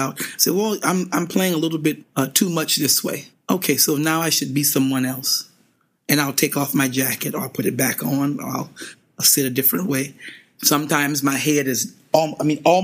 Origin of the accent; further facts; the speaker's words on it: Louisiana, United States; being from Louisiana, we are known for our left hands as far as piano players are concerned